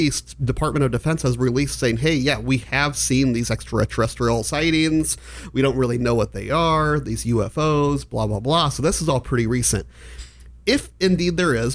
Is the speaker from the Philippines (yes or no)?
no; Omaha, Nebraska, United States; also born or lived in Tucson, Arizona; I grew up in West Omaha for the most part.